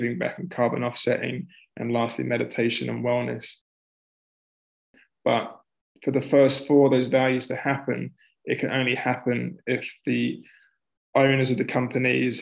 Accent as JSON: {"language": "English", "region": "London", "country": "United Kingdom", "also_born_or_lived": "Melbourne, Australia / Vancouver, Canada", "moved": "as an adult", "said": "I'm from North London originally"}